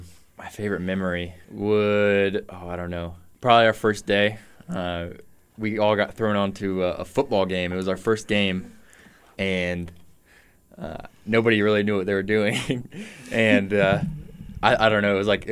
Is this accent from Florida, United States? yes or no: no; Lee's Summit, Missouri, United States; No, I'm not from Warrensburg. I'm from Lee Summit.